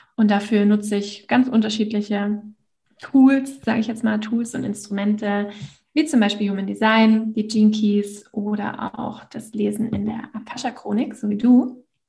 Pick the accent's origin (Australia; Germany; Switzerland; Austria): Germany; Northern Germany; ich komme aus dem Norden von Deutschland, von einem kleinen Dörfchen